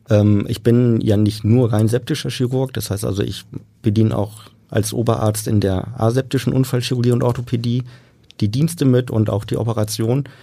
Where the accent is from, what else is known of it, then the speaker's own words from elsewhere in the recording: Bremen, Germany; also born or lived in Munich; gebürtig bin ich Münchner, habe die ersten sechs Jahre meines Lebens in Süddeutschland verbracht und bin dann nach Bremen gekommen mit meinem Vater, der da gearbeitet hat.